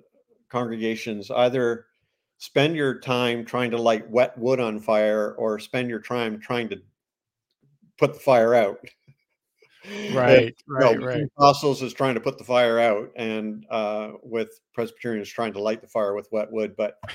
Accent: Ontario, Canada; also born or lived in Toronto; I'm Canadian. I was born in Toronto, Anglican, you know, baptized Anglican as a baby. And my dad was a police officer with the Ontario Provincial Police, and we were transferred all over Ontario

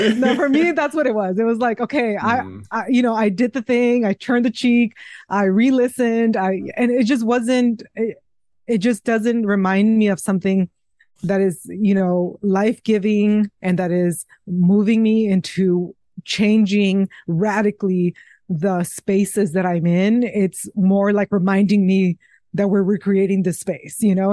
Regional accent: Mexico; moved away; the place where I was raised in Mexico

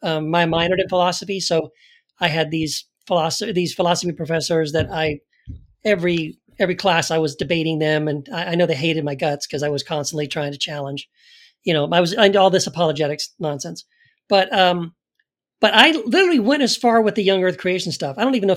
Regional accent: El Paso, Texas, United States; So I also was raised in Texas. I grew up in Texas, in El Paso. But I was in the Southern Baptist, you know, side of the wing of Christianity, evangelical Christianity.

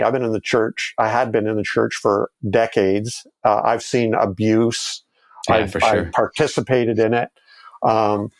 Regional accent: Toronto, Ontario, Canada; my hometown, Toronto

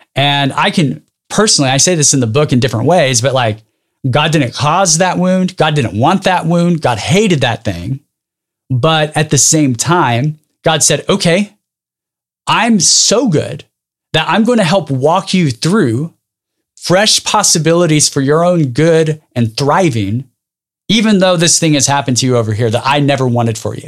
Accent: Dinuba, California, United States; I grew up in a small town called Daynuba, which is about forty-five minutes south of Fresno

